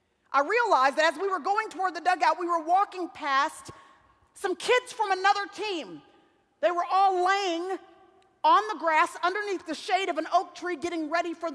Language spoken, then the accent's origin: English; Dallas, Texas, United States; in Dallas, Texas, which is where I still live, and where I was born and raised in Dallas, Texas